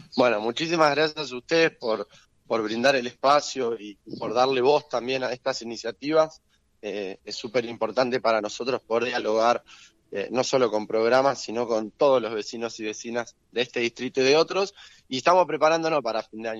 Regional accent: Claypole, Buenos Aires Province, Argentina; yo soy vecino de Claypole

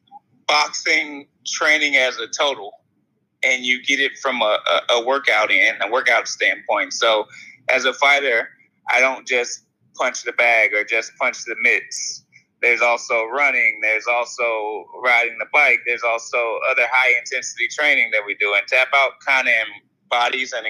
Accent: St. Louis, Missouri, United States; I'm from St. Louis

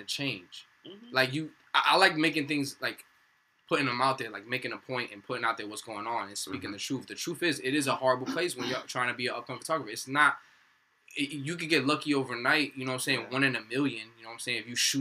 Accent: Miami, Florida, United States; moved away as an adult; also born or lived in Palm Beach County; now in New Jersey, United States; I'm from Miami

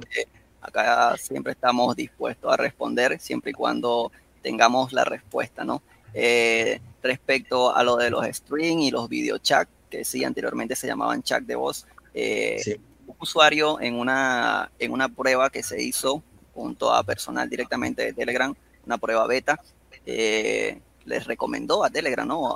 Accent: Venezuela; yo soy acá de Venezuela

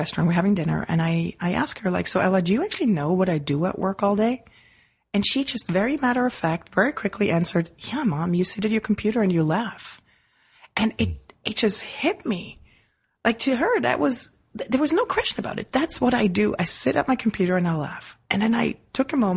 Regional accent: Switzerland; moved away; as a kid growing up in Switzerland

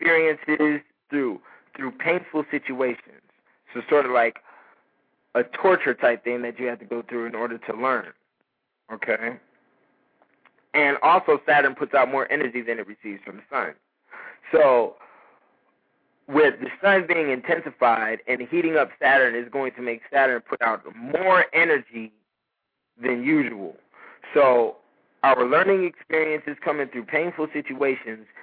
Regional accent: United States; I'm an American, straight up

